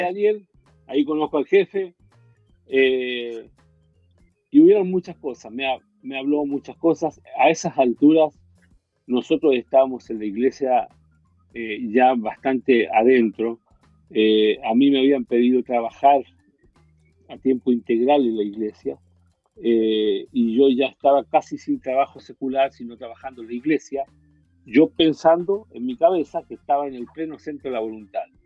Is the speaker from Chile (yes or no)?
yes; Chile; moved away as an adult; also born or lived in Miami, United States; cuando yo me fui de Chile